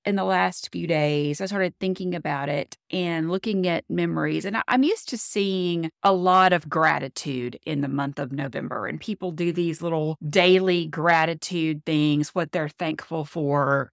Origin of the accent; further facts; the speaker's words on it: Louisiana, United States; now in Florida, United States; I'm from Louisiana, I'm in Florida now